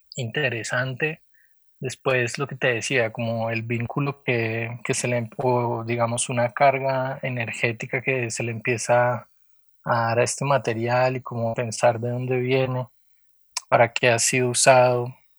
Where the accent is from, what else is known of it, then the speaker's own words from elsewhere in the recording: Popayán, Cauca, Colombia; moved away as an adult; also born or lived in Cali; yo nací en Cali, pero casi que me crié en Popayán. Hice todo primaria y bachillerato